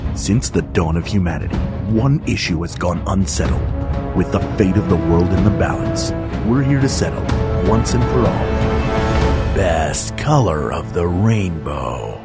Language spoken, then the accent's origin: English; Philadelphia, Pennsylvania, United States; moved away; Philadelphia, my hometown